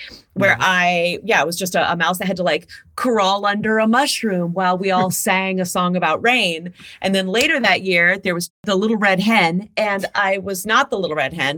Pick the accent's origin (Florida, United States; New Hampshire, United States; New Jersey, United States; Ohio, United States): Ohio, United States; Mansfield; moved away; I grew up in Mansfield, Ohio.